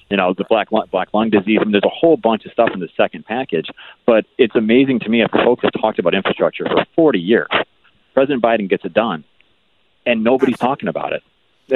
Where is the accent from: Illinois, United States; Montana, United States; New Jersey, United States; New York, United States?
New York, United States; Syracuse; moved away; I grew up in Syracuse.